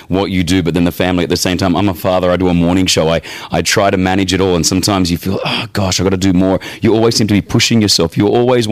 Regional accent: Australia; now in Dubai, United Arab Emirates; I grew up in Australia where we played rugby

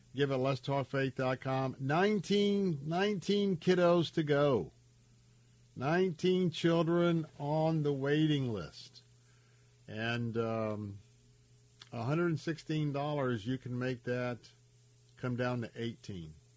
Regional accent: Tampa, Florida, United States; I grew up in the West Tampa area, born and raised here

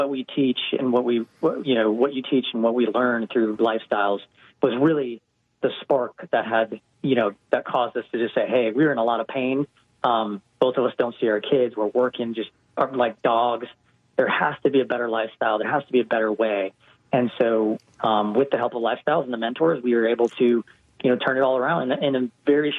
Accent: Hawaii, United States; moved away as an adult; also born or lived in West Coast; now in Atlanta, United States; I grew up in Hawaii

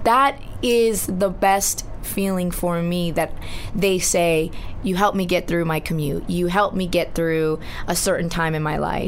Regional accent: Laguna Hills, California, United States; first language Spanish; English is a second language; the, city that I grew up in, which really? was Laguna Hills

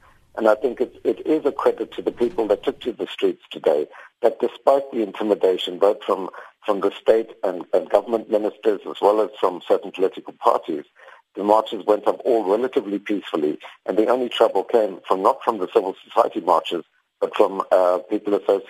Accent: South Africa

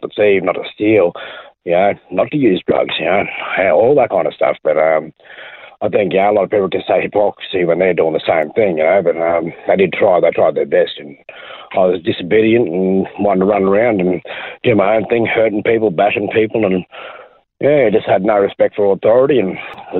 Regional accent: Brisbane, Queensland, Australia; I was born in Brisbane, Queensland, Australia. Lived there most of my life

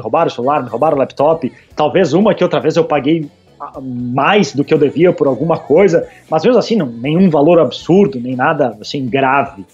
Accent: Brazil; moved away; por ser brasileiro

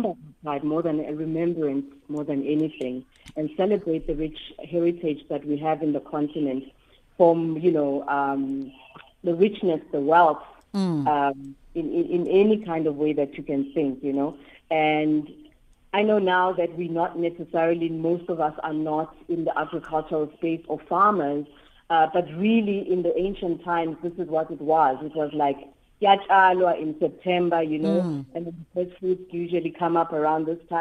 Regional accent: Eswatini; I'm from Swaziland

